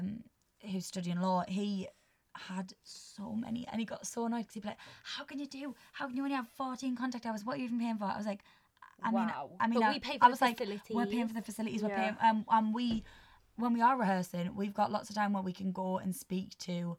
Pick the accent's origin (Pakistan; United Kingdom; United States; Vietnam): United Kingdom; Durham, North East England; moved away as an adult; now in Salford, United Kingdom; I'm from Durham, so, like, northeast